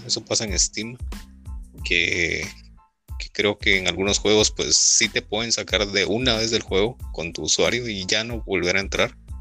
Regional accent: Guatemala; acá en Guatemala

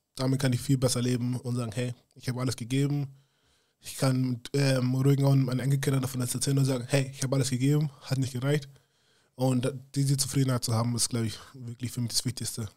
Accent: Munich, Bavaria, Germany; moved away as an adult; also born or lived in United States; ich bin auch aus München

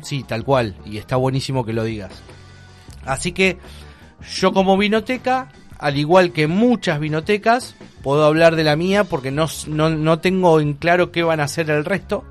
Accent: Argentina

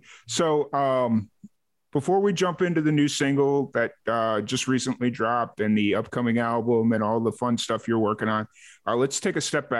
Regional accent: Chicago, Illinois, United States; moved away; I'm from Chicago originally, but I went to school down in Southern Illinois.

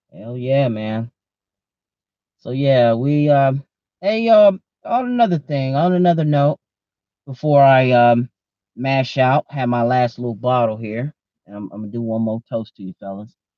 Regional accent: Oklahoma, United States; moved away; I'm from Oklahoma originally.

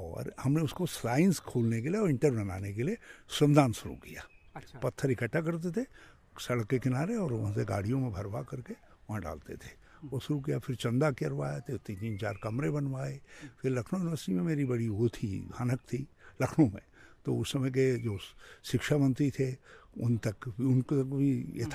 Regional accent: village near Chaunaliya and Deolikhet, Uttarakhand hills, India; also born or lived in Ramnagar; primary तक तो गांव जी और प्राइमरी के बाद जूनियर हाई स्कूल में भी गांव से

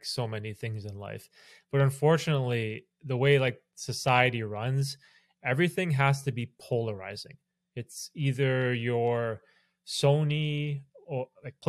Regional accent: Canada; I'm Canadian

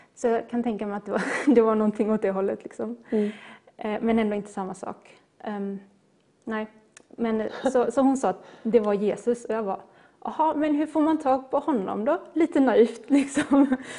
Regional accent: Gothenburg, Västra Götaland, Sweden; now in Skepplanda, Sweden; jag är en göteborgare. Det kanske inte hörs, men jag är född och uppvuxen i Göteborg

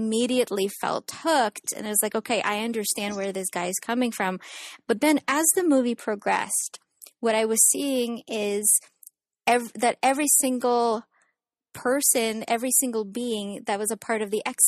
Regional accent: Ukraine; now in San Diego, United States; I was born and raised in Ukraine

